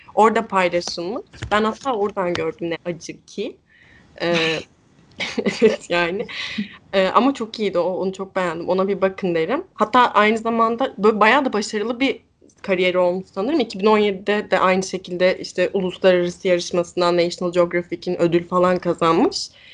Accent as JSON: {"language": "Turkish", "region": "İzmir", "country": "Turkey", "said": "Ben İzmirliyim"}